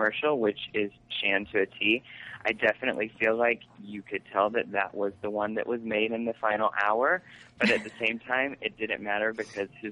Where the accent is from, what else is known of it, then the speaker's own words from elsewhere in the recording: Georgia, United States; now in New York, United States; I am originally from Georgia